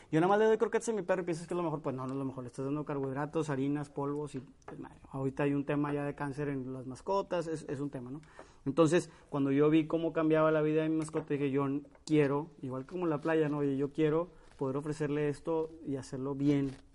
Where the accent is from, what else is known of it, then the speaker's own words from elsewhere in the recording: Monterrey, Nuevo León, Mexico; somos regiomontanos